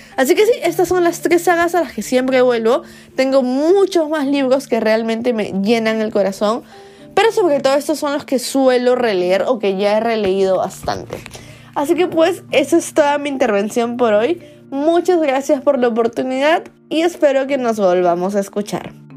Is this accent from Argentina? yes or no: no; Peru; soy una booktuber peruana